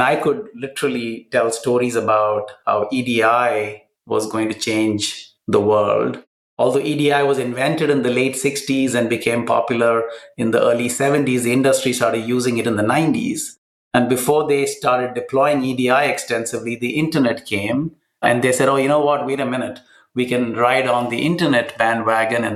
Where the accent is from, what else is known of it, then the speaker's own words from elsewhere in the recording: Kochi, Kerala, India; in the south of India, in my hometown of Cochin.